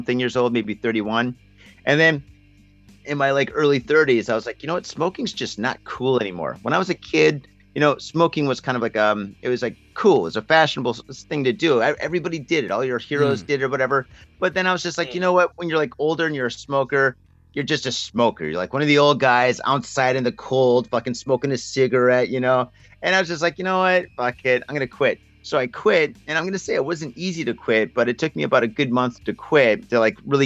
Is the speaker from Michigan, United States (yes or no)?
yes; Michigan, United States; moved away as an adult; now in Japan; I grew up in Michigan, up in north